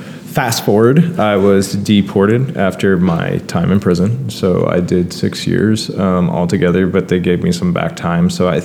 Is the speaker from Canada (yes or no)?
yes; Brampton, Ontario, Canada; born there; I essentially was given a fresh start here in Canada, because, again, I was born in Brampton.